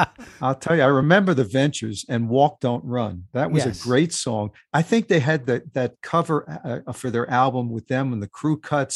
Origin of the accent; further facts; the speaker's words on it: New York City, New York, United States; I grew up in Queens, okay?